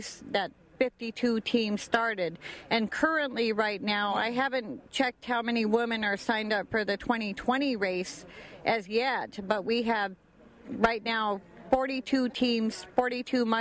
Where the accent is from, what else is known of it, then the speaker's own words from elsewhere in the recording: Unalakleet, Alaska, United States; That's where I'm from